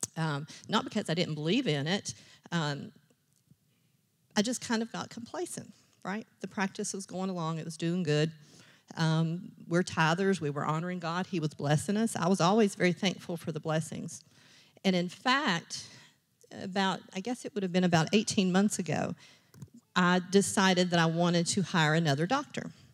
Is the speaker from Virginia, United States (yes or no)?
yes; Richlands, Virginia, United States; I grew up in Rich Lands, Virginia